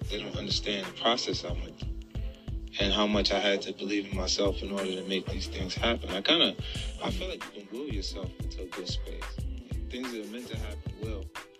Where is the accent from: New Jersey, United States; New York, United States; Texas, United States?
Texas, United States; Houston; Growing up in Houston